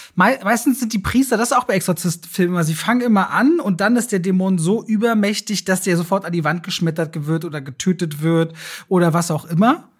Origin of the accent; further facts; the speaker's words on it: Berlin, Germany; für mich so als Berliner. Ich bin so ein Berliner, ich liebe meine Stadt ja.